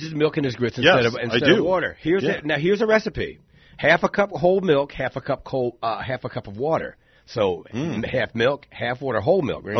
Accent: New Jersey, United States; now in Florida, United States; I grew up in Jersey. We had grits.

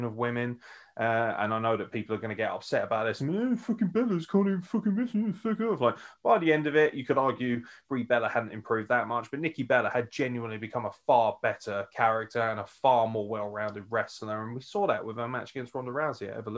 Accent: United Kingdom; I'm British

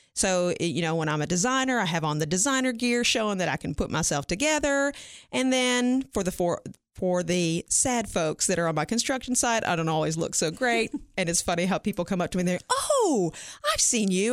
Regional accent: Franklin, Tennessee, United States; moved away as an adult; now in Cookeville, United States; I'm originally from Franklin, uh, Williamson County area, born and raised

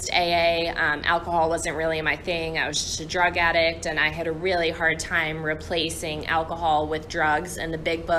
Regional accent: St. Louis, Missouri, United States; I'm from St. Louis.

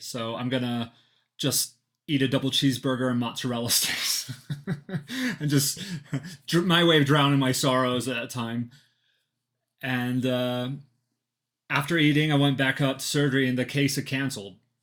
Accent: Flagstaff, Arizona, United States; I'm from Flagstaff, Arizona

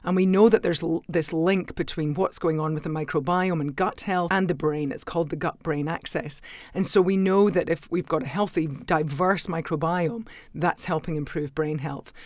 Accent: Scotland, United Kingdom; now in Australia; I'm a Scot

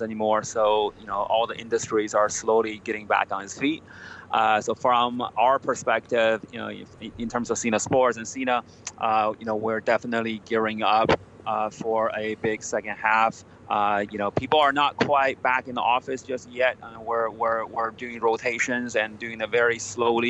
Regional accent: United States; now in China; I grew up in the States

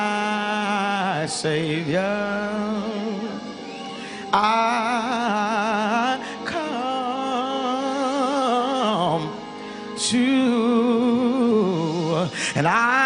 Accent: Arkansas, United States; moved away; I'm from the South. I'm from Arkansas originally.

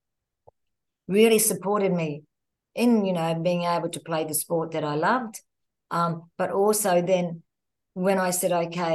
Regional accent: Queensland, Australia; moved away as an adult; now in Sydney, Australia; I'm Queensland born and bred, very proud of my Queenslanders, but living in Sydney, of course, for the last 23 years

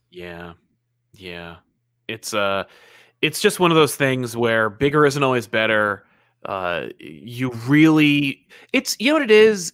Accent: New Jersey, United States; I'm, I'm from Jersey

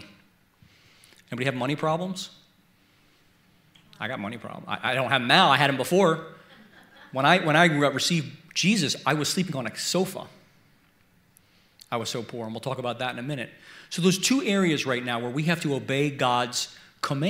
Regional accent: Baltimore, Maryland, United States; I was born in Baltimore, Maryland, and I grew up about a mile from the city line

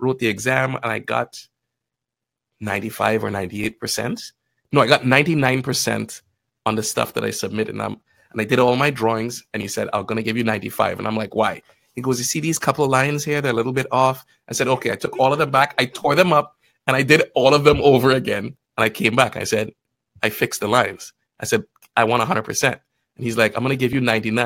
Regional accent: Trinidad & Tobago; moved away as an adult; also born or lived in Guyana; now in Canada; Lived in Trinidad between 9 and 18. And that's where I really consider myself Trini, because I'm like, that's where my memories are. That's where I grew up

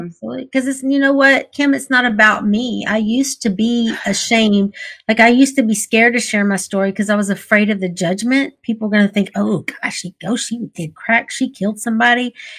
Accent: Texas, United States; I grew up in the Texas beauty pageant system.

